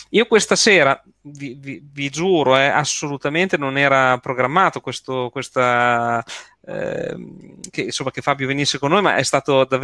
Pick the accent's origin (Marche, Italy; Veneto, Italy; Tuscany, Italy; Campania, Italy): Marche, Italy; accent: Bolognese; now in Bologna, Italy; no, so, la cosa bella è che non sono bolognese, eh, sono, io sono marchigiano, quindi, però sono sempre vissuto qui insomma, qui a Bologna.